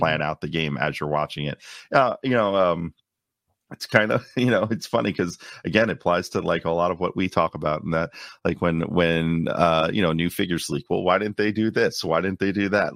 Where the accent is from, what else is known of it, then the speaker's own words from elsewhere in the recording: New York City, New York, United States; moved away as an adult; also born or lived in Long Island, New York; now in Orlando, United States; a native of Queens, uh, so a Queens native, I grew up in New York.